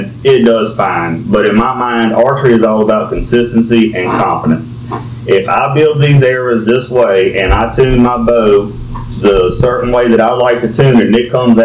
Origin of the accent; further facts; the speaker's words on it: Amite, Louisiana, United States; I'm from Amite, Louisiana. Born and raised